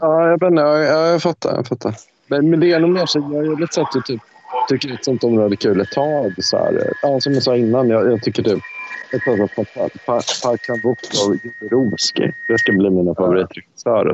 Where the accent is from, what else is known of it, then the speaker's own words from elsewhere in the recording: Sweden; jag som, som svensk